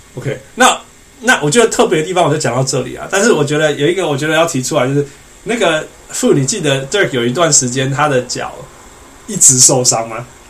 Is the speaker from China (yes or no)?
no; Canada; 连我们加拿大人